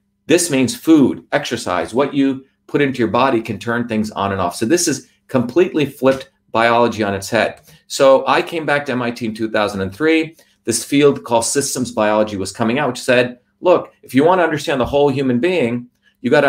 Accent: New Jersey, United States; also born or lived in India; I was a very humble Indian kid growing up in New Jersey

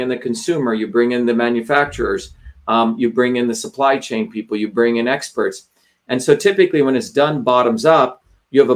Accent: India; moved away; growing up in India

